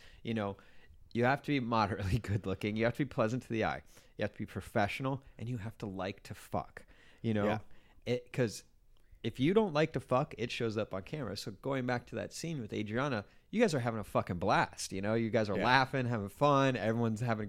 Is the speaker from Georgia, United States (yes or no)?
no; Stamford, Connecticut, United States; I grew up in Stanford, so I used to skateboard all over the city in the 80s